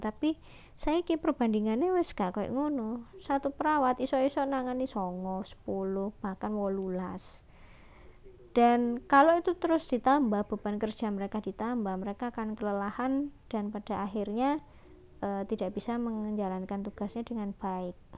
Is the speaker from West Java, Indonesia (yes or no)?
no; Surabaya, East Java, Indonesia; Asli saya Surabaya. Sebenarnya saya nggak lahir di Surabaya sih, cuman numpang besar aja di Surabaya. Sejak umur empat tahun saya, eh, tiga tahun saya berada di Surabaya.